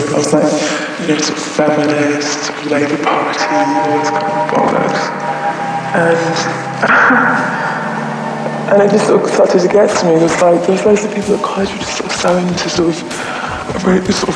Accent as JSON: {"language": "English", "town": "Ilford", "region": "London", "country": "United Kingdom", "tie": "born or raised there", "said": "I grew up in Ilford, sort of East London suburbs"}